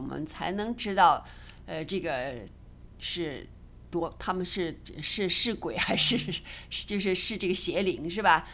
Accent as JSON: {"language": "Chinese", "country": "China", "said": "我们中国人"}